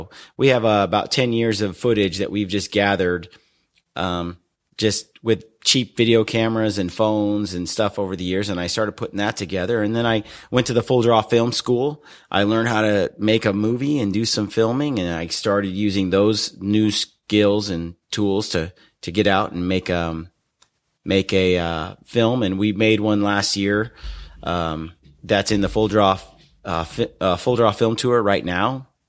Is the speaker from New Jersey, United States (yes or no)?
no; Oregon City, Oregon, United States; I grew up in Oregon City in Oregon.